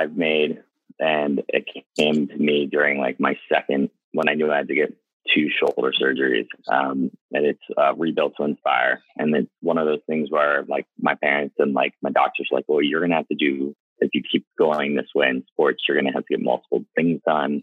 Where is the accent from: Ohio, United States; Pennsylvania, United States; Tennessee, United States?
Pennsylvania, United States; North Wales; now in New York City, United States; I'm originally from outside Philadelphia in North Wales, PA